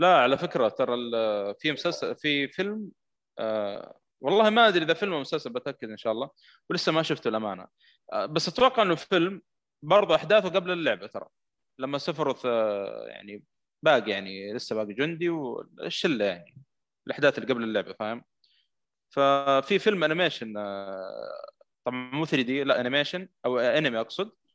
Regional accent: Saudi Arabia; عندنا في السعوديه هنا

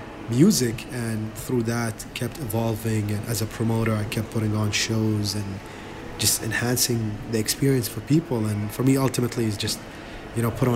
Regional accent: Iraq; I'm from Iraq, but I'm gonna rock this party and let you smile throughout the night

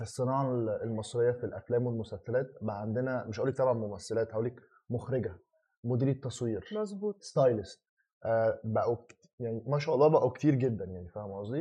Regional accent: Egypt; احنا كمصريين

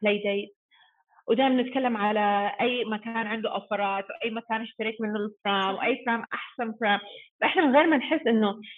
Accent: New Zealand; Arabic is a second language; moved away as an adult; also born or lived in Sudan; now in Dubai, United Arab Emirates; انا مولوده في السودان بس متربيه في نيوزيلند

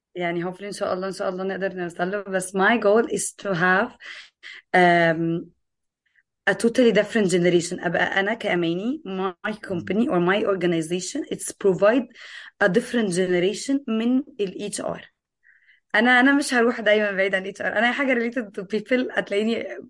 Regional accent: Egypt; عندنا في مصر

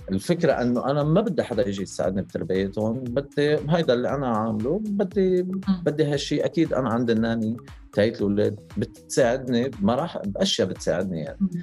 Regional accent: Lebanon; now in Dubai, United Arab Emirates; انا انا لبناني

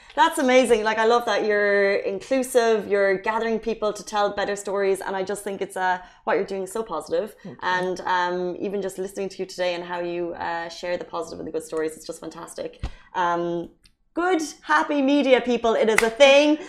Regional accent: Ireland; now in Dubai, United Arab Emirates; I am Irish, so I'll always bring up the Irish community.

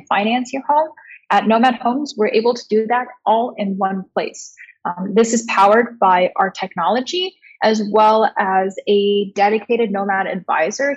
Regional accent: Washington, United States; moved away; also born or lived in Beijing, China; When I was a kid growing up, I grew up in Washington State.

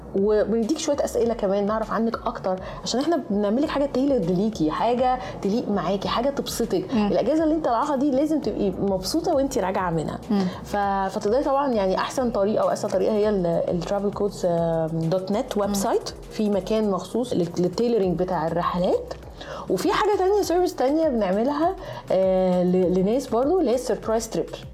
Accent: Egypt; انا جاي من مصر

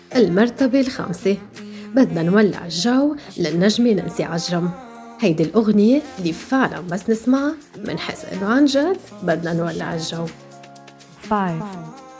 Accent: Lebanon; كلبنانيين بوطننا لبنان

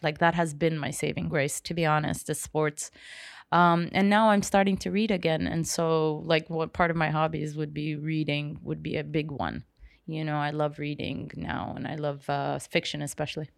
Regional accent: Seychelles; I was raised watching Jaws in Seychelles

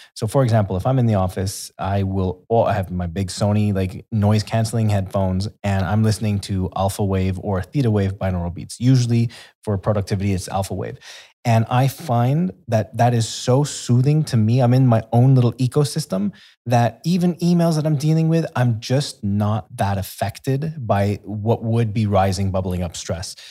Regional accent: Canada; moved away as an adult; also born or lived in Brazil / Thailand; now in Dubai, United Arab Emirates; I'm from Canada

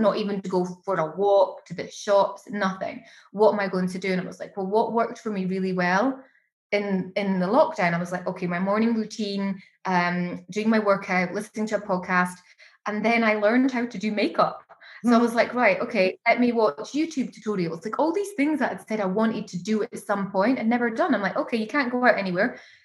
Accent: Edinburgh, Scotland, United Kingdom; moved away as an adult; now in Dubai, United Arab Emirates; when i go home to my hometown like i love edinburgh i love scotland

